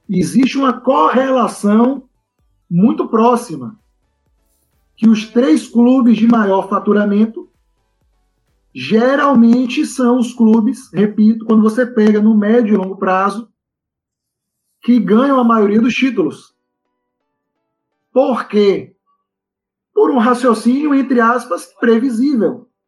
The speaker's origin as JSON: {"language": "Portuguese", "country": "Brazil", "said": "eu acho que esse ponto ele já começa com um traço cultural nosso enquanto brasileiros."}